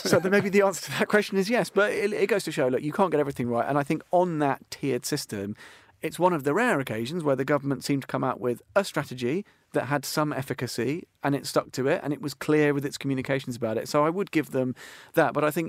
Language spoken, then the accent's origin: English; Australia; now in United Kingdom; As an Australian in Britain, but effectively one of us.